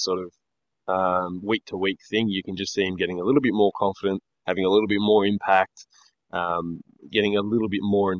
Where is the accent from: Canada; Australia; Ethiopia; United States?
Australia; We're Australian